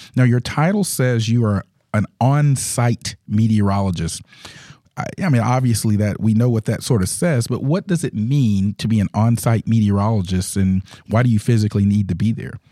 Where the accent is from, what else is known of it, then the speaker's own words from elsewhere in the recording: Georgia, United States; I grew up in the South as well here in Georgia